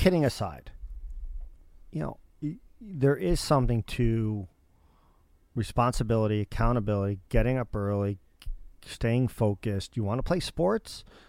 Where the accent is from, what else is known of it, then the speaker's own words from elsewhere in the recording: suburbs of New York City, United States; I grew up in suburbs of New York City.